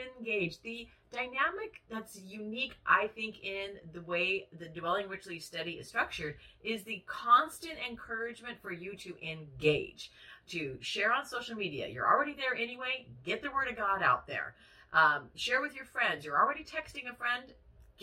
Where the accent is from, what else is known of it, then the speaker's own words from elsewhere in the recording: United States; we are American, Western, 21st century women